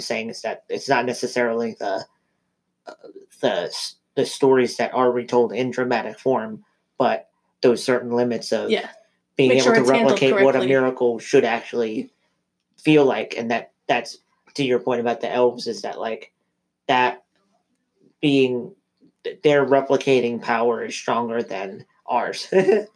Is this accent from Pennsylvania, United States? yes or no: yes; Philadelphia, Pennsylvania, United States; we're from Philadelphia